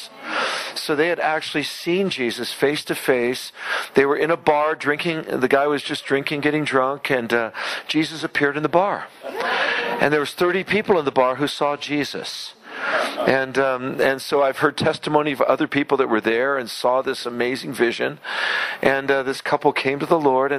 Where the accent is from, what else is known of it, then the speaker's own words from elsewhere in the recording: San Francisco, California, United States; I was raised in San Francisco with no Christian upbringing